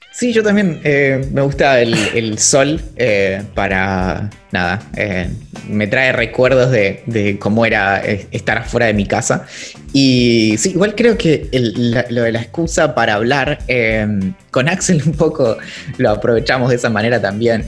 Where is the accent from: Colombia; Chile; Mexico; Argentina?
Argentina; Bariloche, Río Negro; yo crecí, nací crecí en Bariloche